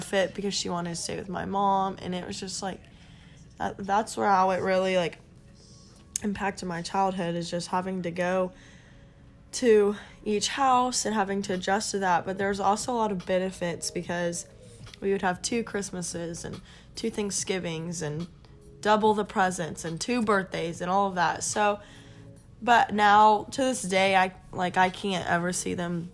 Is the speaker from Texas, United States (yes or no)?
yes; Flower Mound, Texas, United States; I grew up in Dallas, Texas. I lived in Flower Mound